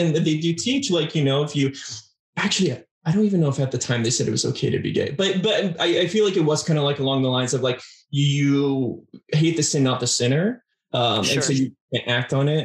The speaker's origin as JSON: {"language": "English", "region": "Arizona", "country": "United States", "tie": "born or raised there", "also_born_or_lived": "California", "said": "I was born in California, but primarily grew up in Arizona"}